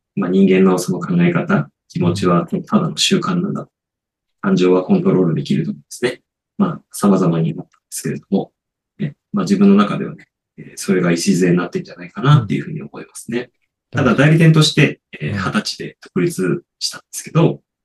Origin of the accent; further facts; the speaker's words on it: Niigata, Japan; 僕、出身新潟なので。